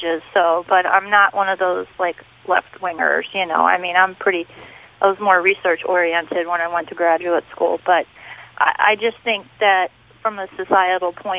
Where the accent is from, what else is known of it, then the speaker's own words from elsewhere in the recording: Upperco, Maryland, United States; also born or lived in Idaho; now in Phoenix, United States; I grew up in Maryland